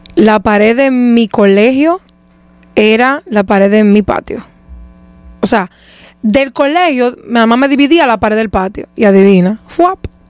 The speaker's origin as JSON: {"language": "Spanish", "town": "Santo Domingo", "region": "Distrito Nacional", "country": "Dominican Republic", "tie": "born or raised there", "said": "Yo soy de Leperilla. Yo nací por la zona universitaria y eventualmente me mudaron, a, me mudaron, no voy a decir que me mudé porque yo no me mudé nada, a mí me mudaron a los tres meses de edad para de Y desde entonces he sido de la esperilla."}